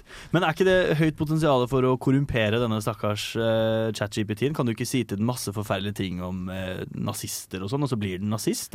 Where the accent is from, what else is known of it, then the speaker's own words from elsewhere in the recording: Østfold, Norway; jeg er fra Østfold